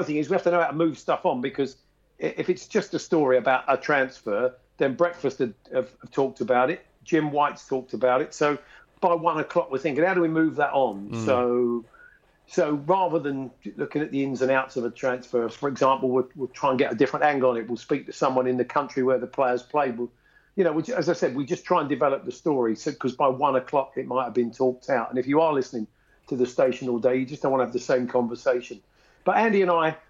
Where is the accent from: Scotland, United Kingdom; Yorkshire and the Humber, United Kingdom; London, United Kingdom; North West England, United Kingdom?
London, United Kingdom; also born or lived in Stoke Newington / Edmonton; I was born much nearer Arsenal than I was Tottenham, but I moved from that part of North London to Edmonton.